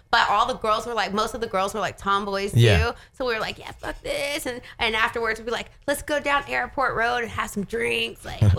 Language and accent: English; Texas, United States; also born or lived in Oklahoma; That's why I call Oklahoma home. I'm from Texas, but Oklahoma's home.